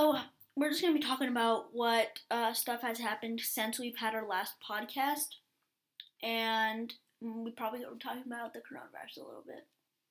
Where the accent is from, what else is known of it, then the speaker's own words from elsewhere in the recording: Oakland, California, United States; if we're from Oakland